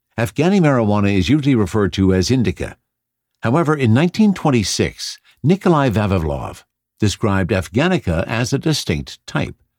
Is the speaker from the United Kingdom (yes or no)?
no; Canada; I'm Canadian